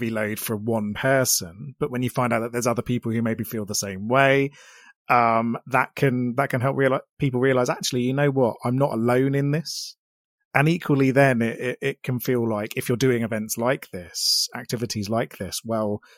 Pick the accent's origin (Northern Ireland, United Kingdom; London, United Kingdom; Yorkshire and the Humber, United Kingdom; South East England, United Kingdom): South East England, United Kingdom; Sussex; I'm from Sussex myself as well